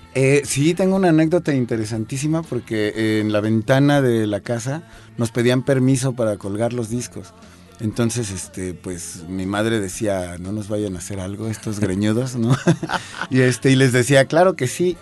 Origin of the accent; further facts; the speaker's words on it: Mexico City, Mexico; Yo crecí aquí en la Ciudad de México